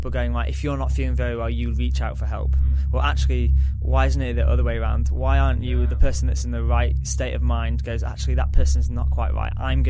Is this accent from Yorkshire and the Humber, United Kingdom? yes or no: yes; Yorkshire and the Humber, United Kingdom; also born or lived in London; now in Australia; Originally from Yorkshire in England. So I did my degree in that. I then went to work in London, followed everyone's dreams and hopes of going to the big smoke.